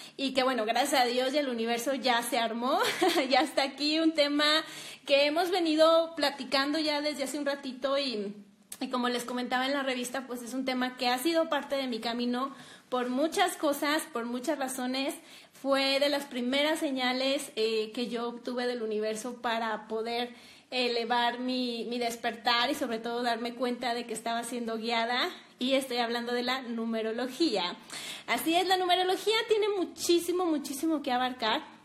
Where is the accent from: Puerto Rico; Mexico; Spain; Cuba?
Mexico; Durango; las dos estamos aquí en Durango